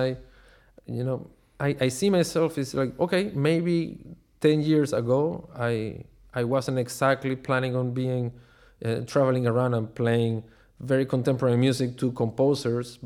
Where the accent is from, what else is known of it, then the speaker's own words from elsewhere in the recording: Caracas, Capital District, Venezuela; moved away as an adult; also born or lived in Chicago, United States; I grew up in Caracas, Venezuela